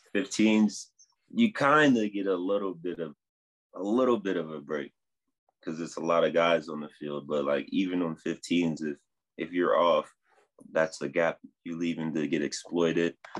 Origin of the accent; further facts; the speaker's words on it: New Jersey, United States; now in Denver, United States; I'm originally from New Jersey